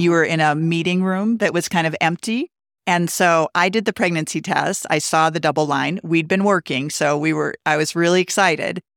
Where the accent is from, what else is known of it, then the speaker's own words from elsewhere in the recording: Montana, United States; moved away as an adult; also born or lived in Colorado Springs, Colorado; now in Steamboat Springs, United States; I grew up in Montana in a ski town